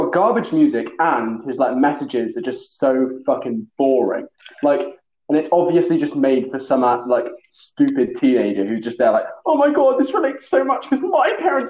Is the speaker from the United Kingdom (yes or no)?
yes; Telford, West Midlands, United Kingdom; So we grew up in Telford, being home-educated, long-hair, hippie motherfuckers.